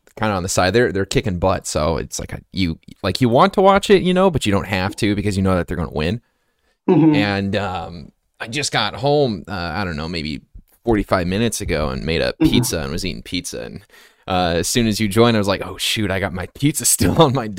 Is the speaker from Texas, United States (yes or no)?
no; Las Vegas, Nevada, United States; also born or lived in Montana; now in Seattle, United States; I'm from Las Vegas. Long story. I lived in Vegas for a while, lived in Montana for a while, and then now I'm out in the Seattle area